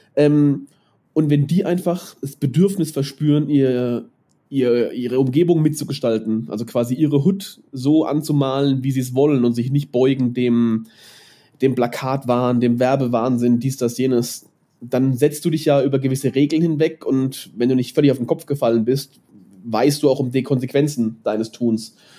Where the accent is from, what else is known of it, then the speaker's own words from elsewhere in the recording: Mannheim, Baden-Württemberg, Germany; now in Nuremberg, Germany; ich bin, ich bin in Neckarstadt aufgewachsen